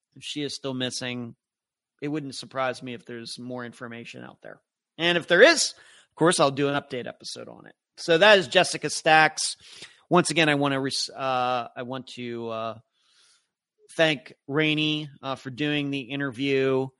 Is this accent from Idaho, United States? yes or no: no; Leechburg, Pennsylvania, United States; now in Florida, United States; I grew up in Leechburg, Pennsylvania